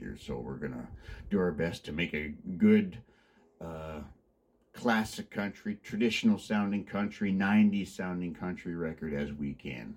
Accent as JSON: {"language": "English", "town": "Mitchell", "region": "Ontario", "country": "Canada", "tie": "born or raised there", "said": "I'm from Mitchell, about 20 minutes apart"}